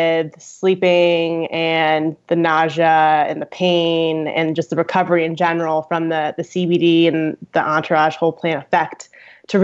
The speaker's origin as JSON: {"language": "English", "region": "Connecticut", "country": "United States", "tie": "born or raised there", "also_born_or_lived": "Boulder, Colorado", "moved": "as an adult", "lives_now": "Denver, United States", "said": "I grew up in Connecticut in the tri-state area, and I moved out to Colorado to go to the University of Colorado at Boulder"}